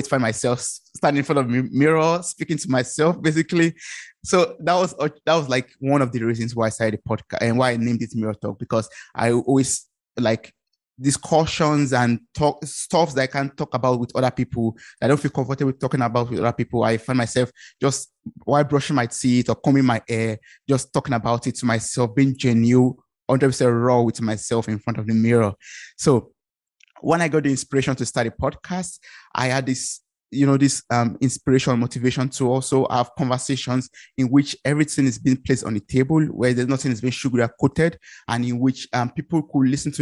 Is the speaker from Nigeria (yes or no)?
yes; Ibadan, Oyo, Nigeria; moved away as an adult; now in Germany; I come originally from Nigeria. I'm based in Germany